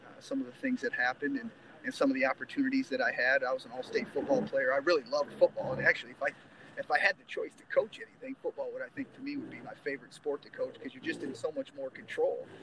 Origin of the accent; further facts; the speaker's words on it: Northwest Ohio, United States; moved away as an adult; now in Angola, United States; I grew up in Northwest Ohio. I grew up on a pig farm out there.